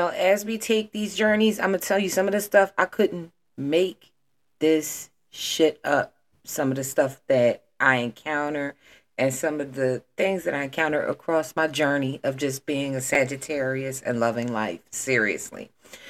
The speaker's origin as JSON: {"language": "English", "town": "Philadelphia", "region": "Pennsylvania", "country": "United States", "said": "I'm from Philadelphia"}